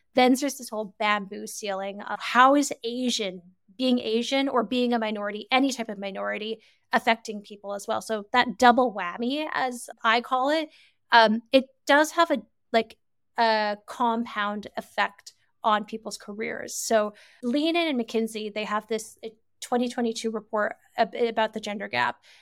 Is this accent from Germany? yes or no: no; Canada; moved away as an adult; also born or lived in United Kingdom / France / China / Singapore; I'm originally born and raised in Canada